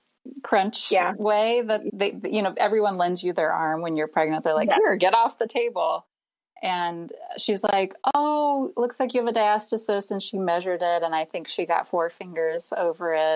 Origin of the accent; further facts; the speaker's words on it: Nebraska, United States; now in Cleveland, United States; I live in Cleveland, Ohio. I'm originally from Nebraska.